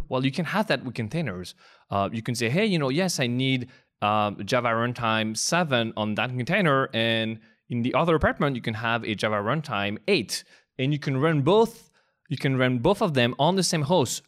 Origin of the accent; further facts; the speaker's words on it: France; English is a second language; moved away as an adult; now in United States; I am indeed from France